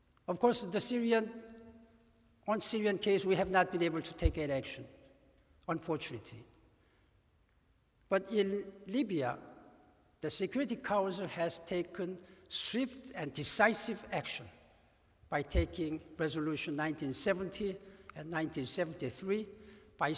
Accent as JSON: {"language": "English", "country": "South Korea", "tie": "born or raised there", "moved": "as an adult", "said": "I grew up in Korea, in poverty and war of Korea"}